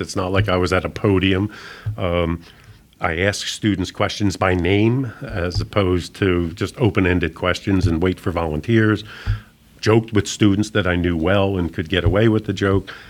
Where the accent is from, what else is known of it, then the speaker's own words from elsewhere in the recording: Philadelphia, Pennsylvania, United States; moved away as an adult; also born or lived in Tulsa, Oklahoma; I was someone that was born and raised in Philadelphia, relocating to Tulsa, Oklahoma